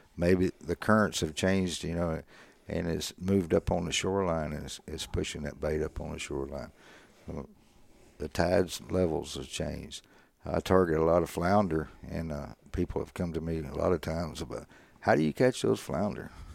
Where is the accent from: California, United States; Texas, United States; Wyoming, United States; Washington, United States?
Texas, United States; Bay City; I grew up here in Bay City